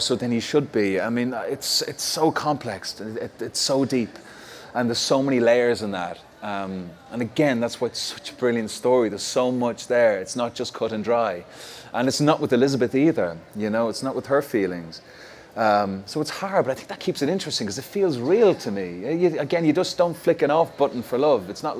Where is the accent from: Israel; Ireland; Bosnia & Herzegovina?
Ireland; being Irish